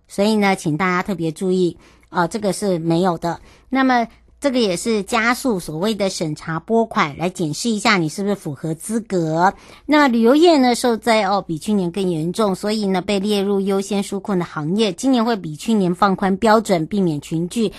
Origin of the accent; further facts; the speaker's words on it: Yuli, Hualien County, Taiwan; 我的家乡玉里